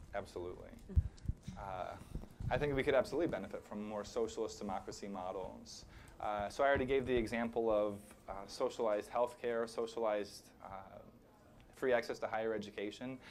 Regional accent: rural Illinois, United States; moved away; my hometown in rural Illinois

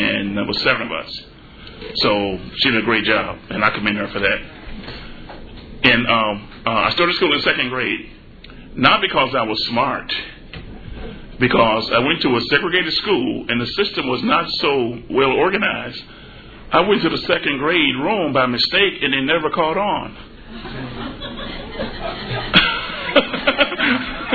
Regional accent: Forest City, Arkansas, United States; moved away; I grew up in Forest City, Arkansas.

